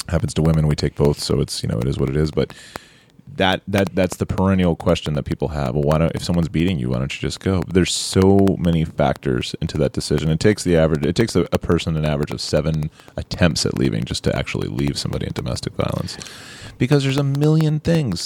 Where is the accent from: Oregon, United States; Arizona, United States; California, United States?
California, United States; Orange County; I'm from Orange County, California